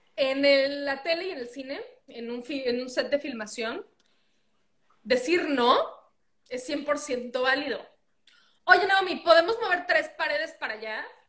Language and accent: Spanish; Mexico; moved away as an adult; now in United States; Yo soy mexicana, eh, nacida en México, crecí en México y estoy aquí con una visa de trabajo, pasaporte mexicano